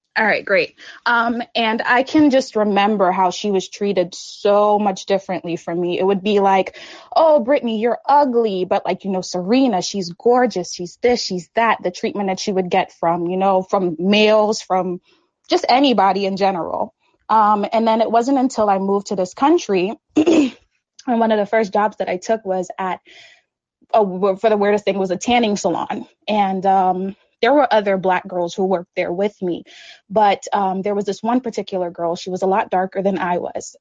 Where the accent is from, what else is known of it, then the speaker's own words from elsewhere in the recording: St. Lucia; moved away; I grew up in the Caribbean, St. Lucia to be exact